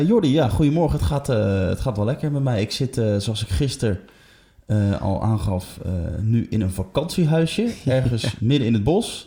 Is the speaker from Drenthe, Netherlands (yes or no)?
yes; Emmen, Drenthe, Netherlands; ik kom zelf uit Emmen